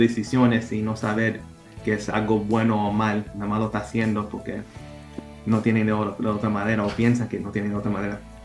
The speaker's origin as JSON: {"language": "Spanish", "town": "Providence", "region": "Rhode Island", "country": "United States", "tie": "born or raised there", "second_language": "Spanish", "said": "yo nací um, aquí en Providence. Um, me he criado aquí en, Providence, en Hanover Street."}